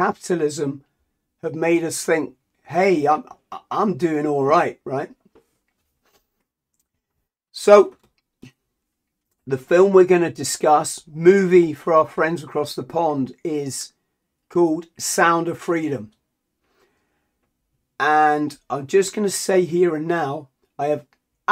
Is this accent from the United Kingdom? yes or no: yes; England, United Kingdom